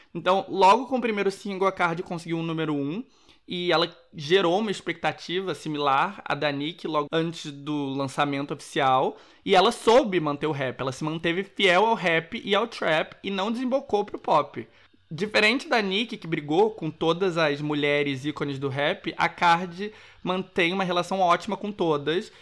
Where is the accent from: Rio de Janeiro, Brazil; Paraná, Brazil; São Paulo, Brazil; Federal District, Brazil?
Rio de Janeiro, Brazil; moved away; como bom carioca